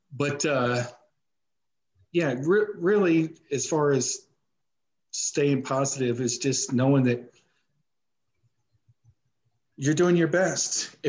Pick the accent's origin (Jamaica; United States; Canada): United States; Missouri; Because I'm more of, you know, I'm from Missouri, you got to show me.